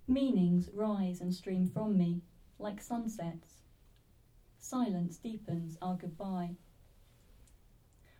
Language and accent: English; Swaffham, East of England, United Kingdom; I'm a local girl. I'm from Swaffham originally.